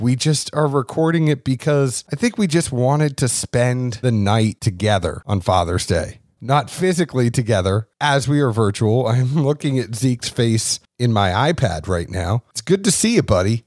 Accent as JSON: {"language": "English", "town": "Boston", "region": "Massachusetts", "country": "United States", "said": "I am the guy from Boston"}